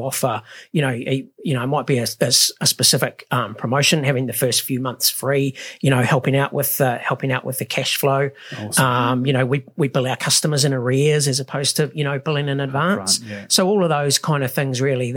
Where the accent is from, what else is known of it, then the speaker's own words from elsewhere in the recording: New Zealand; the other side of being a Kiwi is, you know, we're not very good at celebrating success.